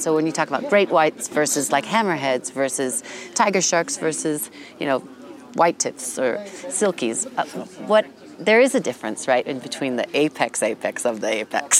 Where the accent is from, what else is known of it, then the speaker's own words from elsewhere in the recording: Jackson, Wyoming, United States; And I grew up here. I'm from Jackson Hole, Wyoming.